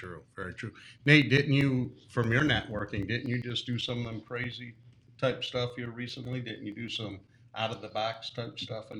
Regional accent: Michigan, United States; also born or lived in South Carolina; I'm from Michigan.

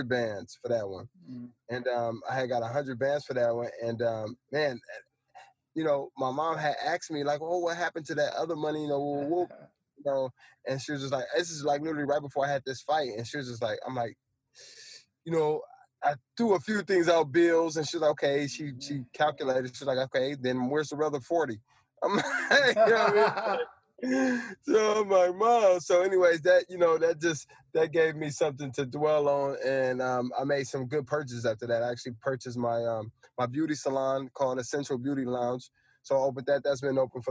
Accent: Fillmore, California, United States; I'm from the hood, I'm from Filmo

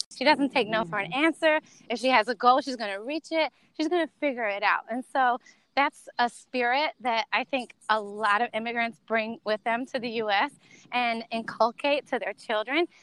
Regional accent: North Carolina, United States; moved away as an adult; also born or lived in Miami / Santo Domingo, Dominican Republic; i grew up in north carolina

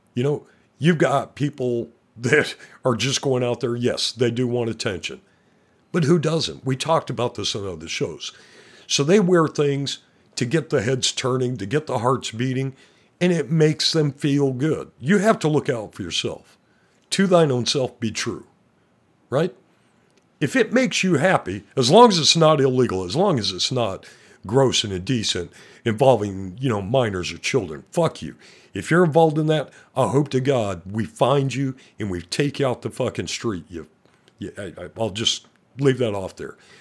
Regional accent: Montana, United States; I'm from Montana

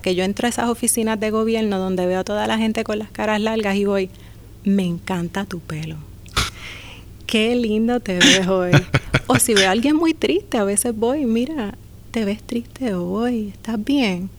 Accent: Humacao, Puerto Rico; also born or lived in Las Piedras; Soy del pueblo de Humacao, de Las Piedras también.

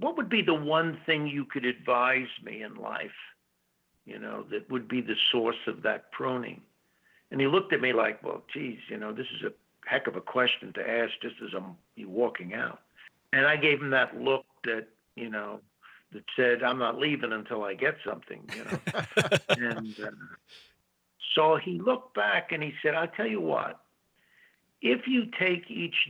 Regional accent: New York City, New York, United States; I'm from New York City, we spent every summer up on a family farm in the Catskills in upstate New York

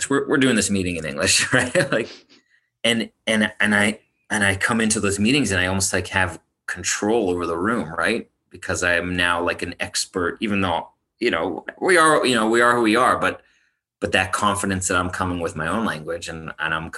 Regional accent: Toronto, Ontario, Canada; moved away as an adult; now in Israel; I'm from Toronto, Canada

